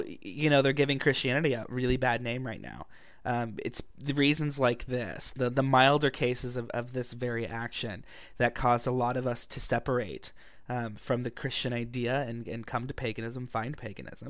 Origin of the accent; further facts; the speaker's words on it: Ohio, United States; now in Walnut Creek, United States; I grew up in Ohio, in the Bible Belt